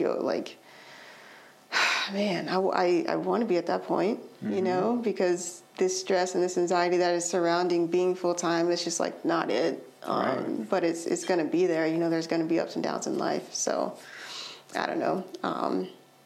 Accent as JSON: {"language": "English", "region": "Alabama", "country": "United States", "moved": "yes", "lives_now": "Durham, United States", "said": "I'm from Alabama."}